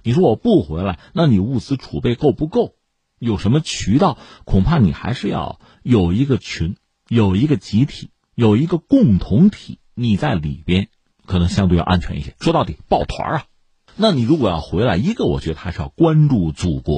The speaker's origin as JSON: {"language": "Chinese", "country": "China", "said": "我们是中国人，"}